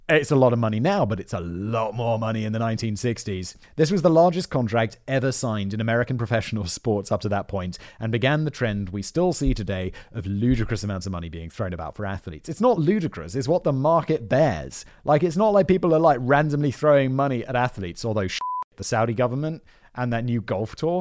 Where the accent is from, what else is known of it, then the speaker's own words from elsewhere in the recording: United Kingdom; As a Brit